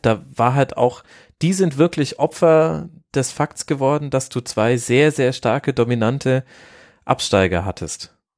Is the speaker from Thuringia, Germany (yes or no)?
no; Würzburg, Bavaria, Germany; Ich komme ja aus dem Großraum Würzburg